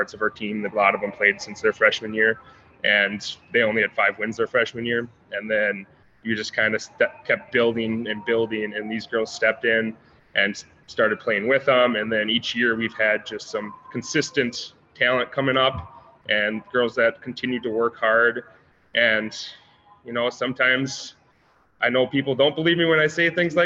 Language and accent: English; Wabino, United States; I grew up in Wabino, so I'm from here